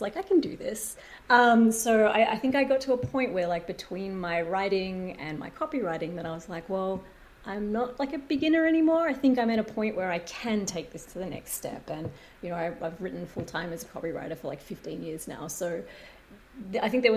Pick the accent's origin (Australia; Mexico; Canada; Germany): Australia; moved away as an adult; now in United States; I'm not Australian